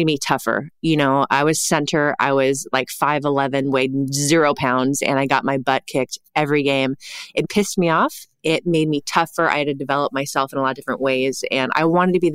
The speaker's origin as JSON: {"language": "English", "area": "Santa Cruz Mountains", "region": "California", "country": "United States", "tie": "born or raised there", "said": "I grew up in the Santa Cruz Mountains"}